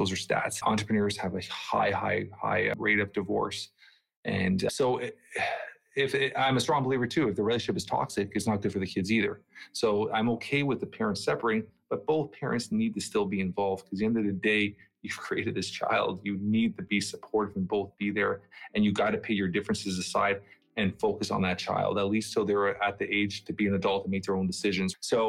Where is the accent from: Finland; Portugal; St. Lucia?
Portugal; now in Canada; My dad, when he first came to Canada, like my dad and I came from Portugal.